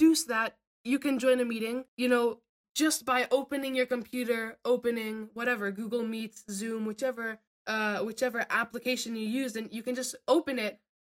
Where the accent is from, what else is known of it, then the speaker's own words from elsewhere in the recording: Vermont, United States; moved away; I'm from Vermont.